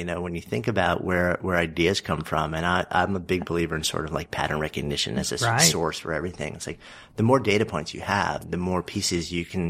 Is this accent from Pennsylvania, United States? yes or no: no; Port Washington, New York, United States; I grew up just outside of New York City on Long Island, Port Washington.